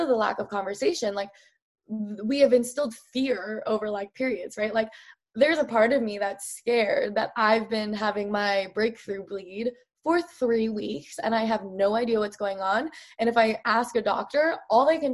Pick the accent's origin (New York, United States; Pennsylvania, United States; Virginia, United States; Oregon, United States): Oregon, United States; I grew up in Oregon